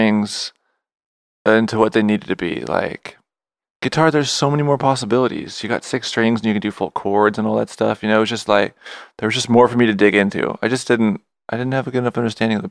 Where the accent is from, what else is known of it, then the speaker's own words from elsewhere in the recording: Ventura, California, United States; also born or lived in Santa Monica; I grew up for the most part in Ventura